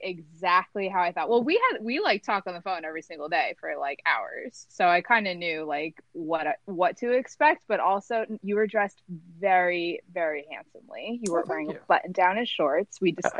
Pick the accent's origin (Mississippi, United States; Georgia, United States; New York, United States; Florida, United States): New York, United States; Because I grew up on Long Island.